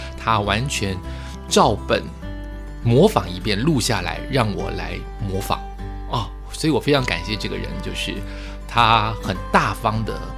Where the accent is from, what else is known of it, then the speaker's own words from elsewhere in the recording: Taiwan; 我们台湾人